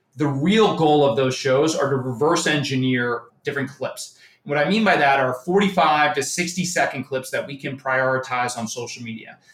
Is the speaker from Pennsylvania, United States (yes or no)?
no; New York area, United States; I'm from the New York area, Yankee fan